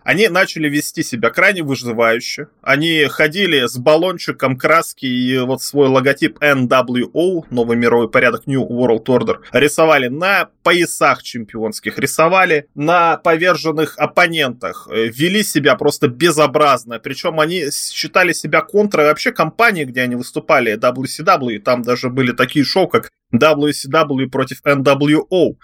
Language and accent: Russian; Tyumen, Tyumen Oblast, Russia; Я вот э, родился э, в Тюмени